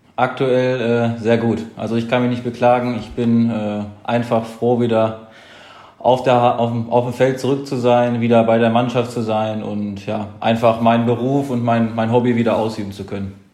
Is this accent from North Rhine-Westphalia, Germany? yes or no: yes; Lage, North Rhine-Westphalia, Germany; also born or lived in Detmold / Lemgo; also geboren in Detmold, das ist aber alles, äh, sage ich mal, im 15 Minuten Umkreis. Äh, und mein Elternhaus ist in Lage